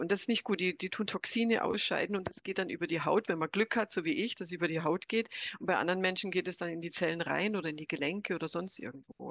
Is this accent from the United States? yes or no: yes; United States; now in Germany; ich bin 63 in den USA geboren, aufgewachsen, nach Deutschland gekommen